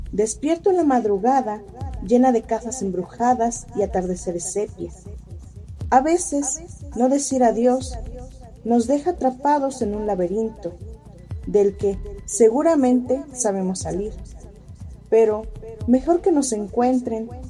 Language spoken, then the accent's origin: Spanish; Cuernavaca, Morelos, Mexico; Soy originaria de Cuernavaca, Morelos, y tengo 27 años.